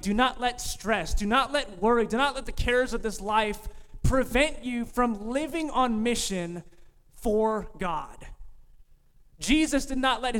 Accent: California, United States; moved away; I'm from California

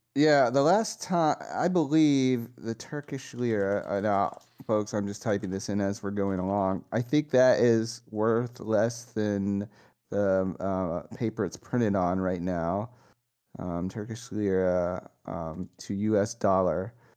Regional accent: United States; being American

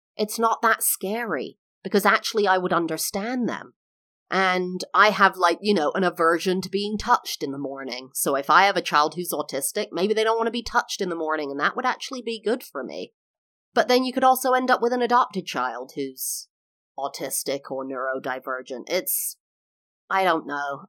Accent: England, United Kingdom; moved away as an adult; also born or lived in California, United States; now in Florida, United States; I am English, now live in the U S for the last, like, fourteen, fifteen years.

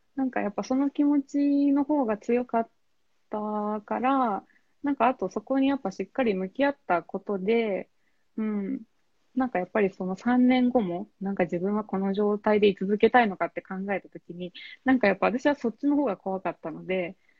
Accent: Kyushu, Oita, Japan; moved away as an adult; now in Tokyo, Japan; 九州の大分県出身なんですけど、えっと、今東京に住んでまして

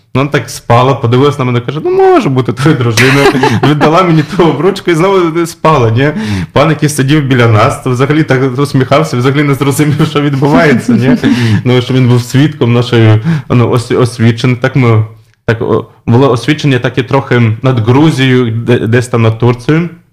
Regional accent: Kharkiv, Kharkiv Oblast, Ukraine; moved away as an adult; now in Warsaw, Poland; я народився в Харкові, тому, звичайно, вважаю себе українцем

